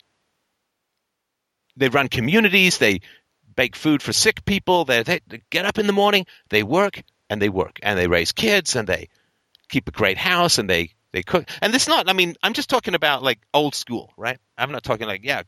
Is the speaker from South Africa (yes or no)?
no; Ireland; moved away; I come from Ireland originally